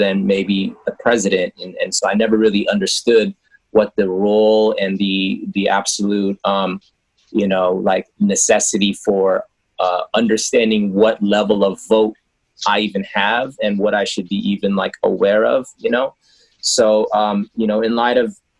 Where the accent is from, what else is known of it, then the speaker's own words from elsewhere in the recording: United States; the AAPI sort of, you know, experience growing up in the United States. You know, we had immigrant parents that, you know, immigrated here